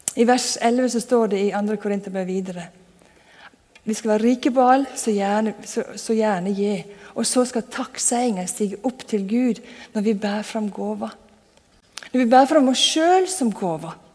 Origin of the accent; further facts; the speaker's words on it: Sunnmøre, Møre og Romsdal, Norway; moved away; Jeg vokste opp på Sunnmøre, og da på ei bygd der skal du helst ikke skryte av noen ting